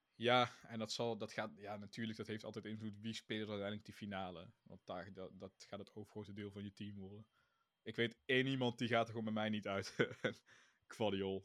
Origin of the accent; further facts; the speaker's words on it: Netherlands; wij uit Nederland komen. Dus misschien is dat ook een beetje het ding. We zijn Nederlanders